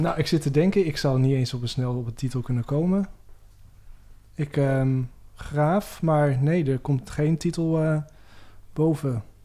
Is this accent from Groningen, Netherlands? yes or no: yes; Veendam, Groningen, Netherlands; moved away as an adult; also born or lived in Amsterdam; Ik kwam uit Veenda, ook zo'n gelovig dorp